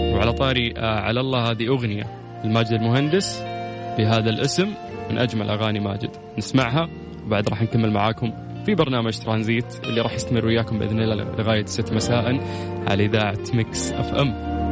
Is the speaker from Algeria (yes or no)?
no; Saudi Arabia; عندنا في السعودية